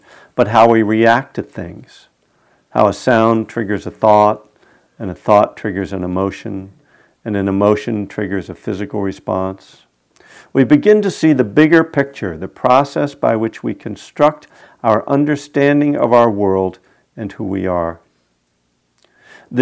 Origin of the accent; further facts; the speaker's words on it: Bethlehem, Pennsylvania, United States; Lehigh University, which is in my hometown, Bethlehem, Pennsylvania